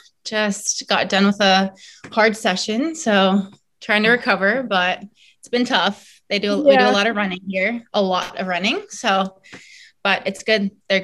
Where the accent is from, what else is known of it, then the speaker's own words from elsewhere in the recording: Florida, United States; also born or lived in South Carolina / Seattle; I was born in South Carolina and lived there only for 2 years and then moved to Florida when I was two and have lived there ever since.